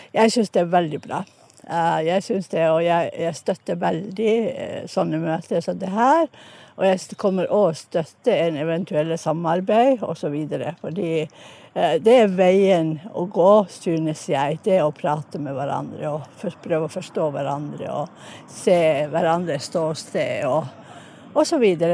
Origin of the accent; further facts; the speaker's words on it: Enontekiö, Lapland, Finland; now in Stavanger, Norway; Jeg er egentlig fra Enontekya, men bor i Stavanger